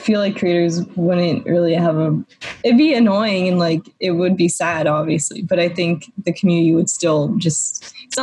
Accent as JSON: {"language": "English", "town": "Atlanta", "region": "Georgia", "country": "United States", "moved": "as an adult", "lives_now": "Los Angeles, United States", "said": "I'm from Georgia, Atlanta, and so I was living there like at home"}